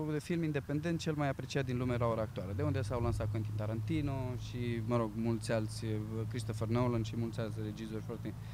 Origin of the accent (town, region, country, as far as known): Romania; moved away as an adult; now in London, United Kingdom